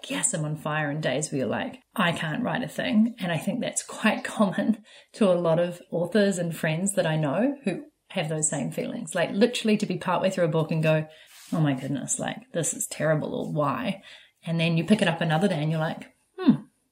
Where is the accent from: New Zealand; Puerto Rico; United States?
New Zealand; moved away; also born or lived in Vancouver; Growing up in New Zealand